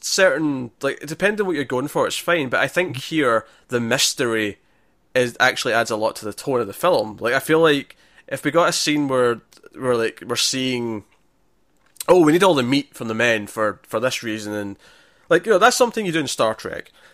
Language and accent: English; Scotland, United Kingdom; it's kinda funny being Scottish